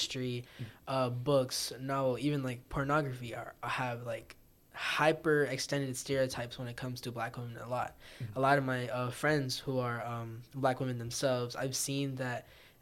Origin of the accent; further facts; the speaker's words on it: Morrow, Georgia, United States; I grew up in Clay County, which is predominantly black